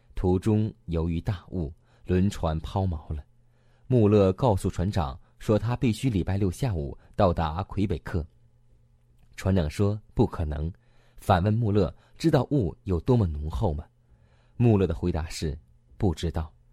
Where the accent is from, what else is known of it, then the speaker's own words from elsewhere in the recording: China; 在我们中国常常这样说过一句话